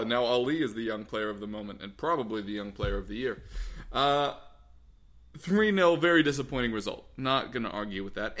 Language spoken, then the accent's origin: English; United States; as an American